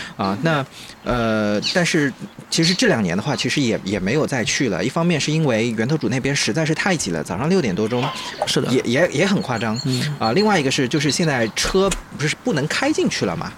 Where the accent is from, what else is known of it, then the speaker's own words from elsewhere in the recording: Jiangnan, China; 咱们江南人